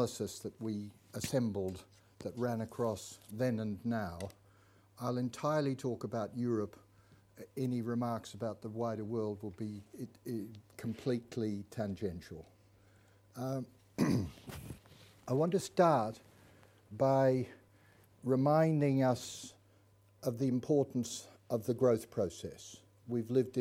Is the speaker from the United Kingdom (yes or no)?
no; Melbourne, Victoria, Australia; I grew up in Melbourne